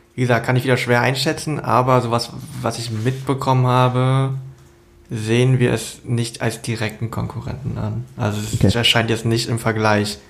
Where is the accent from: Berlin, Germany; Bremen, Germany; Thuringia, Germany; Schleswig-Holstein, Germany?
Berlin, Germany; ich bin jetzt in Berlin aufgewachsen